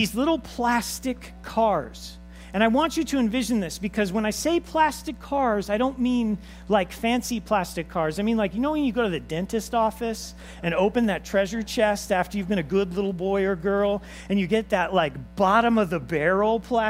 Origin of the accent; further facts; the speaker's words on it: Los Angeles, California, United States; I was raised in Los Angeles with my father